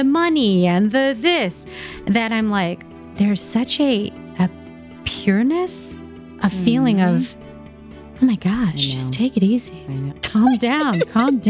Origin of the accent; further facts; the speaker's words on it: Philippines; I'm Filipino